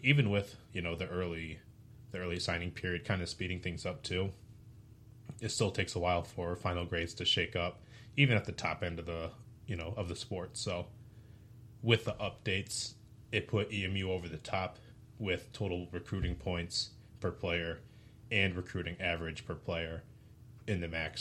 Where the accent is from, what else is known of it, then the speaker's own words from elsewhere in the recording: Detroit, Michigan, United States; I grew up around Detroit